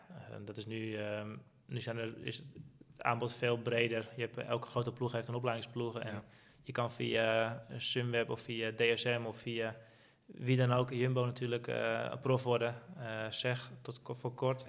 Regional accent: Netherlands; als Nederlander

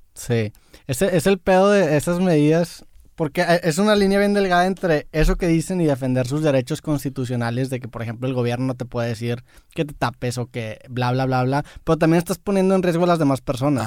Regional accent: Monterrey, Nuevo León, Mexico; soy de Monterrey

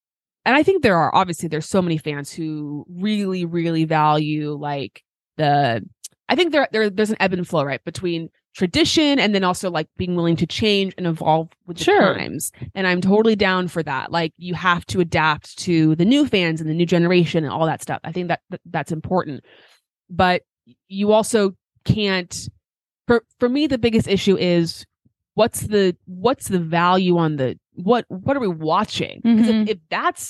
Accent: United States; we're Americans.

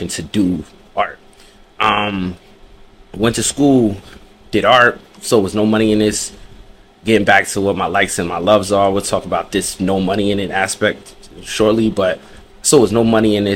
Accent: New Jersey, United States; also born or lived in New York; I'm from Jersey, mother's from New York, dad's from Jersey.

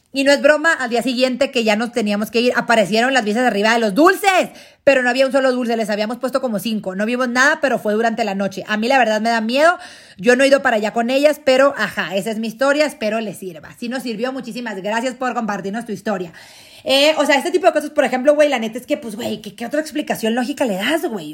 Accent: Mexico; somos nosotros los mexicanos

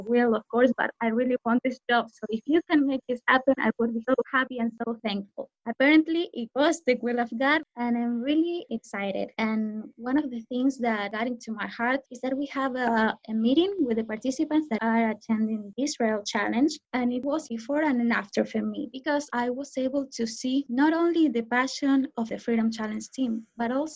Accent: Argentina; moved away as an adult; I'm from Argentina

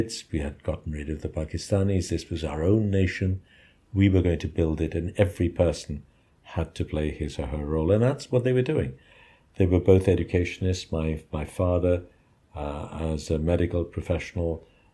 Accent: Dhaka, Dhaka Division, Bangladesh; I was born in Dhaka, in a middle-class neighborhood called Azimpur.

